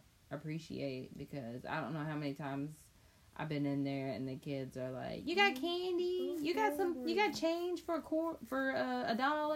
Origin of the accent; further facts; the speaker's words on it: Chapel Hill, North Carolina, United States; I grew up in Chapel Hill